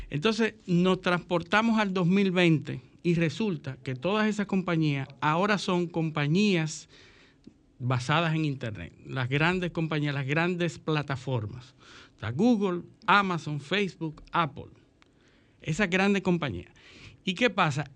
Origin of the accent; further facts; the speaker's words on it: Dominican Republic; como dominicanos